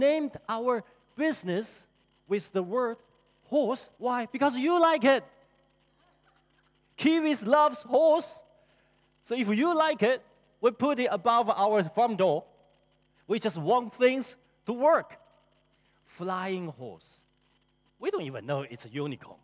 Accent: China; moved away as an adult; now in New Zealand; I grew up in China, and I came to New Zealand 21 years ago

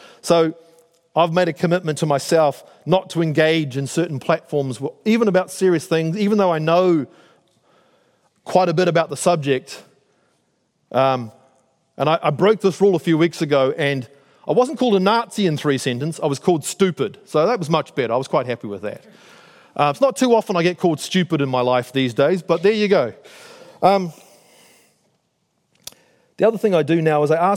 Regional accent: Auckland, New Zealand; moved away as an adult; also born or lived in United States / North Shore, Auckland; I grew up in South Auckland, I live here on the shore, I've moved around with the military, I've lived in the States.

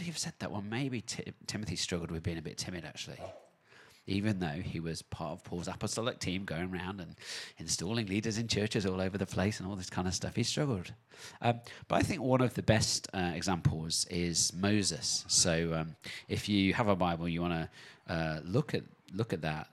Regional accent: United Kingdom; now in New Zealand; back in my home country in the U K.

